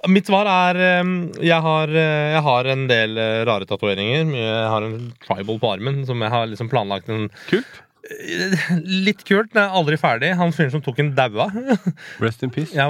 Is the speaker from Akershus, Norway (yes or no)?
yes; Hakadal, Akershus, Norway; Altså, jeg har vokst opp i Hakadal som liksom litt mørkebrun Nei, ikke mørkebrun, brun type. Jeg var jo han utlendingen i, i bygda ikke sant? da jeg vokste opp, jeg og et par andre kompiser.